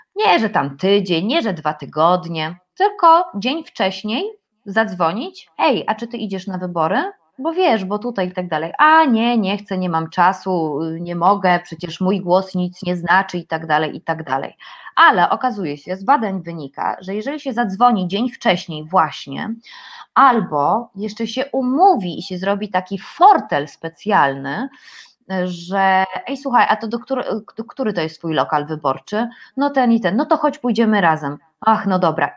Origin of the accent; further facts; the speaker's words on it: Silesian Voivodeship, Poland; ja jestem ślązaczką